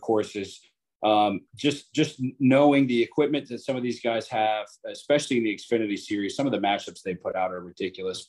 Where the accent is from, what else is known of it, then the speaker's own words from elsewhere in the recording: Jacksonville, Florida, United States; I'm from Jacksonville, Florida